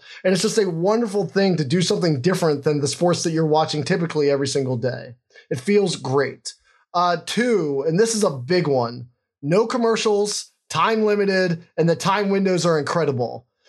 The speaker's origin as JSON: {"language": "English", "town": "Washington", "region": "District of Columbia", "country": "United States", "tie": "born or raised there", "said": "I was born in Washington, D.C."}